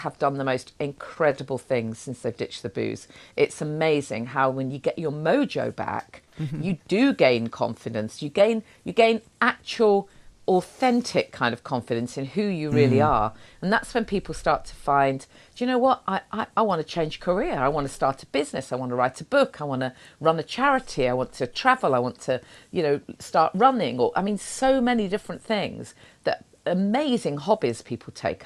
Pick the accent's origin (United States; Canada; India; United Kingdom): United Kingdom; Nottingham, East Midlands; I'm from Nottingham